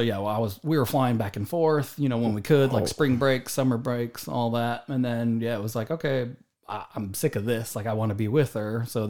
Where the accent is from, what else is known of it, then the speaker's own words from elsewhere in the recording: Michigan, United States; moved away as an adult; also born or lived in Atlanta, Georgia; now in Ladera Ranch, United States; Michigan. I grew up in Michigan, like the suburbs of Detroit, kind of in between Ann Arbor and Detroit.